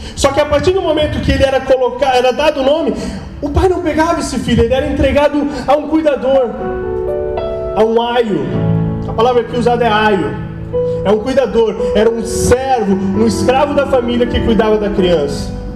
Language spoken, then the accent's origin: Portuguese; Blumenau, Santa Catarina, Brazil; sou daqui mesmo, Blumenauense, Manezinho